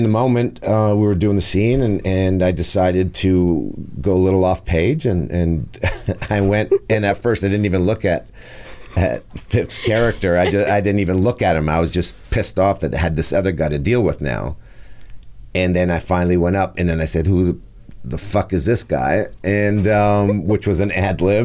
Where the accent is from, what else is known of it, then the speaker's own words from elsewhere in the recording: Montreal, Quebec, Canada; I was born in Saint-Michel in Montreal.